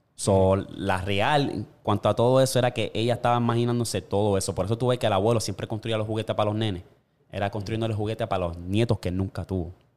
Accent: Toa Baja, Puerto Rico; moved away; yo me crié en Tua Baja y estaba la Cuesta del Guano en Candelaria

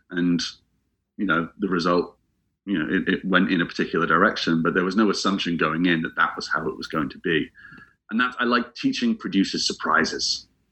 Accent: England, United Kingdom; also born or lived in Scotland; I'm from England, but I spent several years living in Scotland

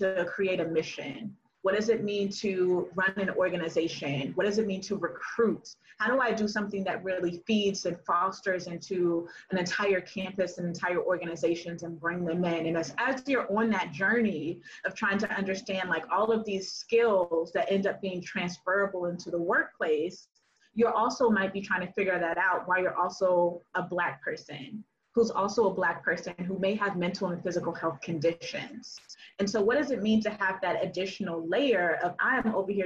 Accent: the South, United States; Black girl growing up in the South

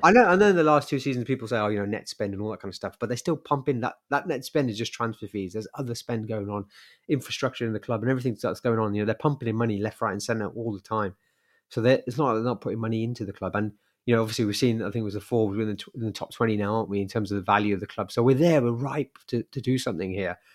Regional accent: Birmingham, West Midlands, United Kingdom; being a Brummie

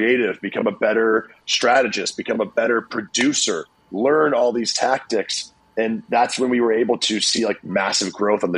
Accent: Iowa, United States; moved away as an adult; also born or lived in Los Angeles; I was also from Iowa, brand new to LA.

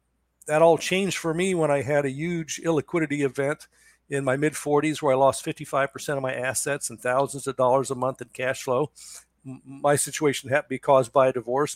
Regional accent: Cincinnati, Ohio, United States; moved away as an adult; also born or lived in Daytona Beach, Florida / Seattle, Washington; now in Charleston, United States; I grew up in Cincinnati, Ohio

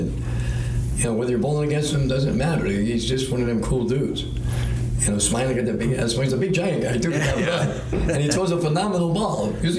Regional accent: New England, United States; We're from New England.

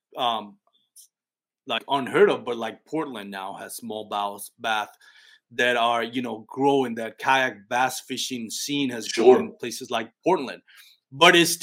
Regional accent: Puerto Rico; now in Texas, United States; I'm an adopted Texan. I'm a Texan Puerto Rican.

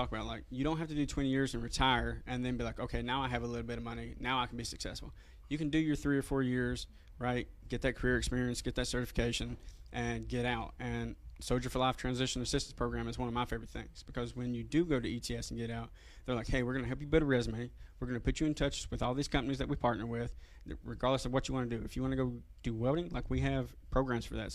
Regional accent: Eastern Kentucky, United States; moved away; I'm from Eastern Kentucky

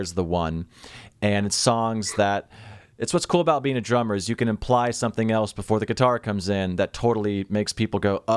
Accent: Seattle, Washington, United States; I'm from Seattle

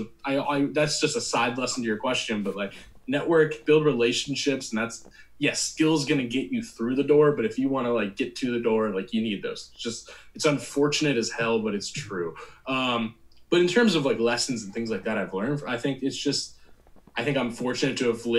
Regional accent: New Jersey, United States; And going to college in Indiana, despite growing up in Jersey, and those kind of things really help.

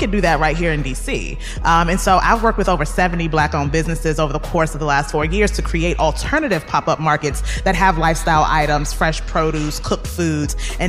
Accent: Washington, District of Columbia, United States; I'm from Ward 7.

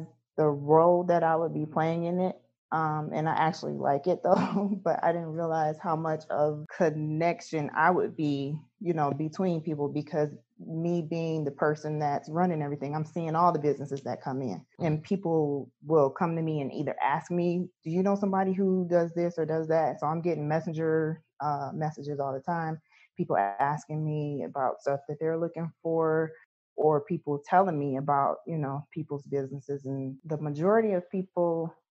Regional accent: Detroit, Michigan, United States; now in Belleville, United States; I'm from Detroit, Michigan, but I'm in Belleville now

